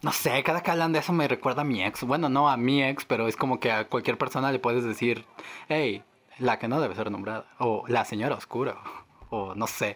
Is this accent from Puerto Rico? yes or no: no; Mexico; somos mexicanos